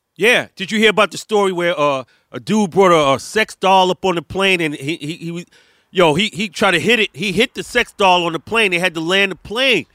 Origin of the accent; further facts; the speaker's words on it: New York City, New York, United States; I don't claim to be New York, B. I'm from Brooklyn